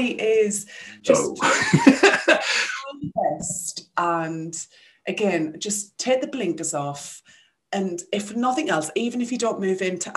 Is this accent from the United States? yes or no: no; Sunderland, North East England, United Kingdom; moved away as an adult; also born or lived in West Midlands; We're both from Sunderland in the northeast of England